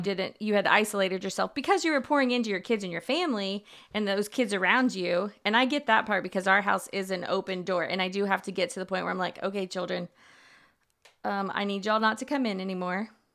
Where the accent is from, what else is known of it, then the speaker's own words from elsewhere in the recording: Houston, Texas, United States; growing up in Houston